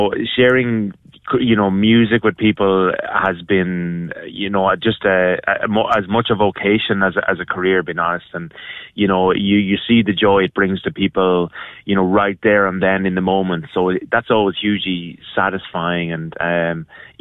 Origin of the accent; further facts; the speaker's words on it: Ireland; moved away; growing up in Ireland on a sheep farm